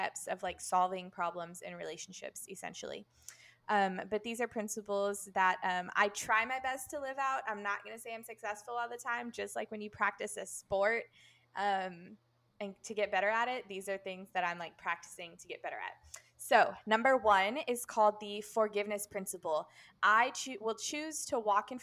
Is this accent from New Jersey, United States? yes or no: no; Harlingen, Texas, United States; now in Paris, France; I grew up in Christian Fellowship Church Harlingen in the Rio Grande Valley, and now I live in Paris